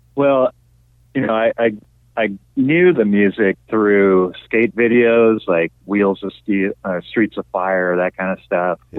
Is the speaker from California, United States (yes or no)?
yes; Sierra Madre, California, United States; born or raised there; also born or lived in Torrance, California / Manhattan Beach, California